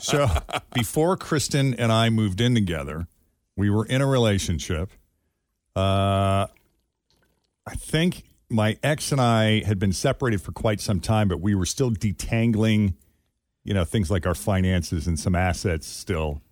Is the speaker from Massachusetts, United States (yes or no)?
yes; Boston, Massachusetts, United States; moved away as an adult; now in Cincinnati, United States; I'm originally from the Boston area.